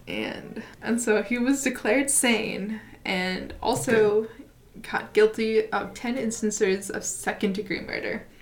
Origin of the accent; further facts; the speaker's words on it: United States; we are both from the United States